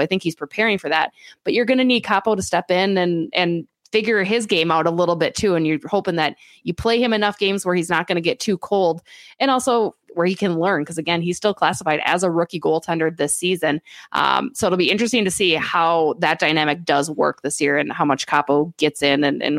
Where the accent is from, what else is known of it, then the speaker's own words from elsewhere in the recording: Minnesota, United States; as a Minnesotan